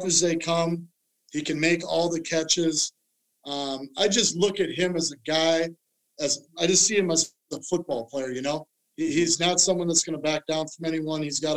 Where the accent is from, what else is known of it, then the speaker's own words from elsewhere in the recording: Minnesota, United States; growing up in Minnesota, watching Randy Moss